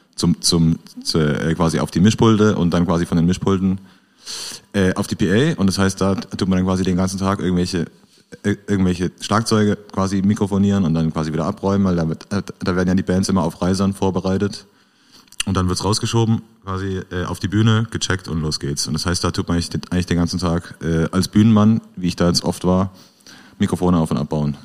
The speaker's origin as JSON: {"language": "German", "area": "Black Forest", "region": "Baden-Württemberg", "country": "Germany", "moved": "as an adult", "lives_now": "Karlsruhe, Germany", "said": "Ich komme ja eigentlich aus dem Schwarzwald"}